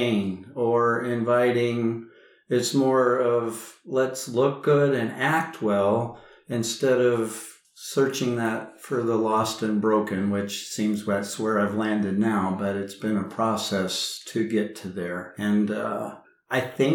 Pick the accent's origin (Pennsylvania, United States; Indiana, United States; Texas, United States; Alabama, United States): Indiana, United States; now in Denver, United States; I grew up in the Midwest, grew up in Indiana.